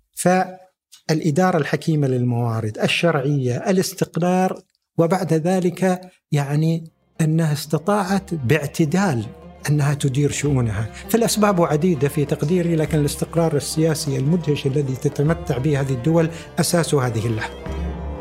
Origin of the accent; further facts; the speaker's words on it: United Arab Emirates; انا اكاديمي اماراتي